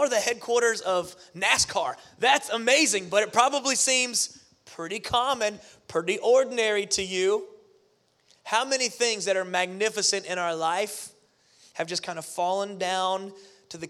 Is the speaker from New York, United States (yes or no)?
no; Pensacola, Florida, United States; moved away; I grew up in Pensacola, Florida, near the Gulf Coast